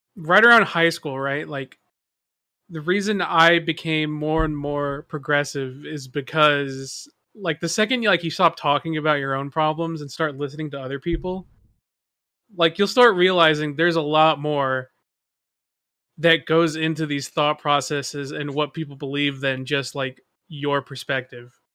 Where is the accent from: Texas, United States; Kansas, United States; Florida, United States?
Texas, United States; growing up in Texas, right, especially on the whiter side of town